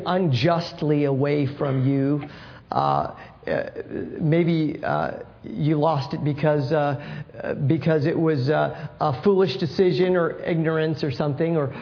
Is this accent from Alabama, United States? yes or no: no; San Francisco, California, United States; I grew up in San Francisco